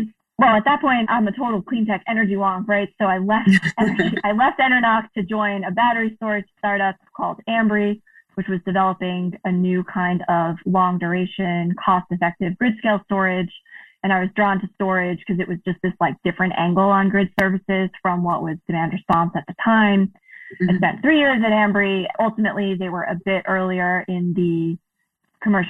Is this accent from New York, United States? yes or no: yes; New York City, New York, United States; moved away as an adult; also born or lived in New Hampshire; now in Massachusetts, United States; I grew up in Queens in New York City